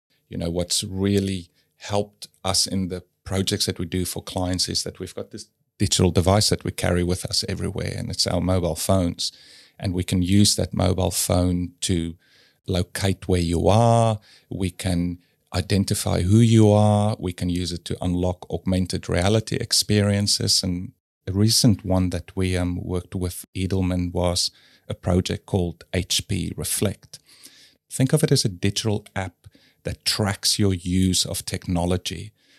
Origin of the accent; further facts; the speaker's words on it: South Africa; And I guess, yeah, growing up in South Africa, I learned how to question things, which I think is good.